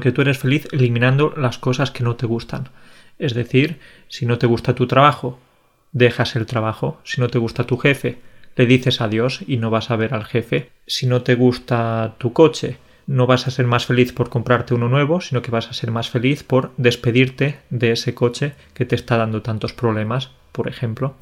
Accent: Spain

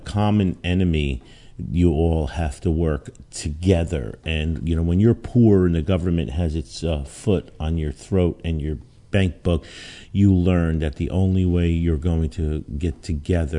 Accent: Newark, New Jersey, United States; also born or lived in Belleville, New Jersey; growing up in Newark and then Belleville in a racially poor neighborhood

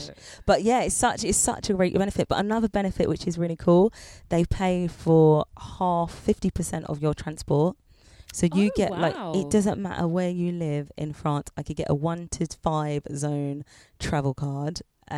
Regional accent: United Kingdom; you see, I'm proper British. I like to have my dinner at 6 p.m.

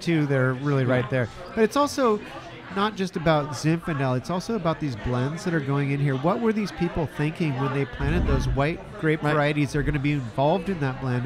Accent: Russian River Valley, California, United States; also born or lived in Petaluma, California; I grew up in Russian River Valley um, and then you know before I moved back to Petaluma

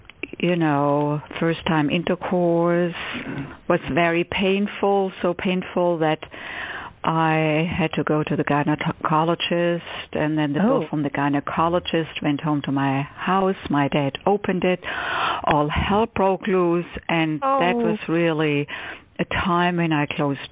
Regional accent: Stuttgart, Baden-Württemberg, Germany; English is a second language; moved away as an adult; also born or lived in Cambridge, Massachusetts; now in United States; I was born and raised in Germany, in Stuttgart, Germany.

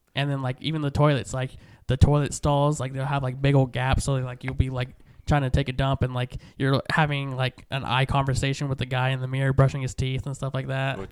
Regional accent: Stockton, California, United States; moved away as an adult; now in Lemoore, United States; I grew up in Stockton down the way

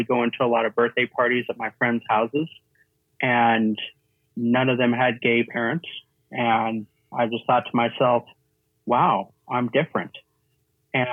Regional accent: Missouri, United States; I was from Missouri

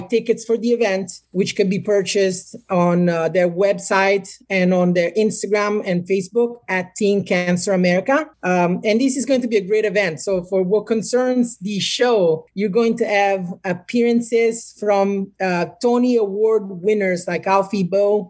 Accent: Naples, Campania, Italy; English is a second language; moved away as an adult; now in United States; I was born and raised in Naples, Italy

